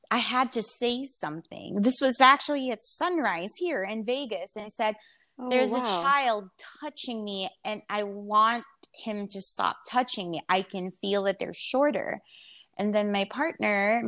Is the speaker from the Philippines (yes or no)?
yes; Philippines; moved away; also born or lived in United States / Vietnam; I was born and raised in the Philippines, so I'm Filipino, but I've been I've been in and out in America since 2000, and I even lived in Vietnam